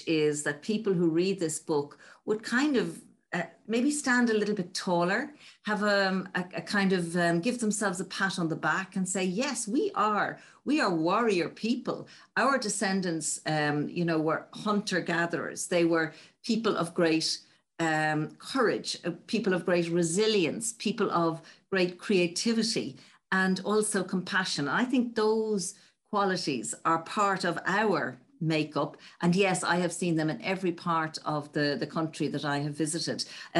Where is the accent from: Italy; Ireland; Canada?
Ireland